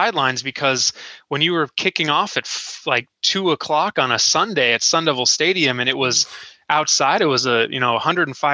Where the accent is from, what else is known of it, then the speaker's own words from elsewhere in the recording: Phoenix, Arizona, United States; I'm born and raised in Phoenix